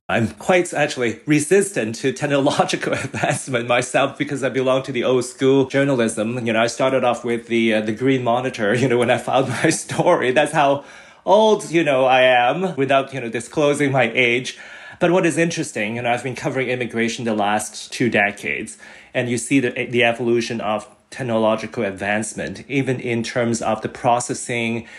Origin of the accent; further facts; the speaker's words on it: Hong Kong; now in Canada; I was born and raised in Hong Kong